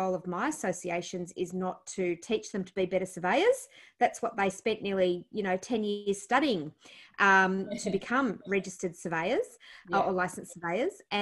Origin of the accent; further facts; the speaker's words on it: Blue Mountains, New South Wales, Australia; also born or lived in Penrith / Blaxland / Hartley / Cranebrook; we grew up mostly in the Blue Mountains. Born Nepean Hospital.